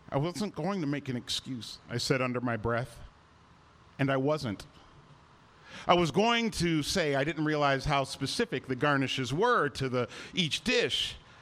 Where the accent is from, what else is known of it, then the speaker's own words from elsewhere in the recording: Cleveland, Ohio, United States; moved away as an adult; also born or lived in Chicago; my hometown Cleveland Cavaliers